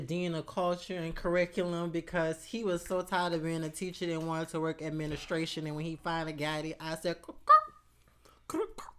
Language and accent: English; Louisiana, United States; Growing up in Louisiana